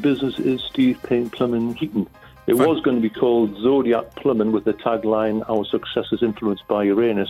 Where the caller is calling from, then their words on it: Whitley Bay, North East England, United Kingdom; Hello, I'm in sunny Whitley Bay, up near Newcastle-upon-Tyne.